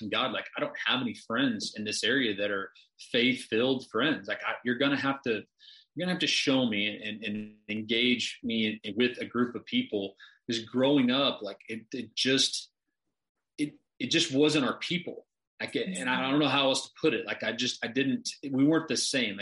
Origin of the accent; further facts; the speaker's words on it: Arkansas, United States; now in Tulsa, United States; I was raised in Arkansas, live in Tulsa now